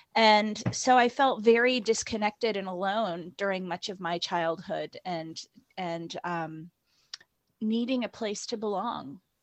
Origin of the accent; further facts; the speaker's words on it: Indiana, United States; moved away as an adult; also born or lived in northern Norway; now in United Kingdom; I grew up in a midwestern um, state called Indiana, which is between Ohio and Illinois